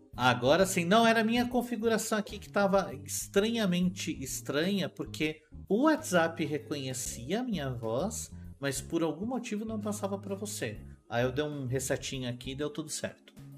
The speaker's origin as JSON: {"language": "Portuguese", "region": "São Paulo", "country": "Brazil", "said": "eu sou de São Paulo"}